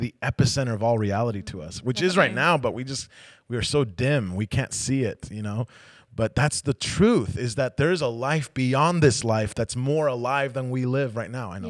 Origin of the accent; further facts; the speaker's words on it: United States; Yeah, I got longer hair than my wife. I know. I'm Native American, so you don't have to argue with me.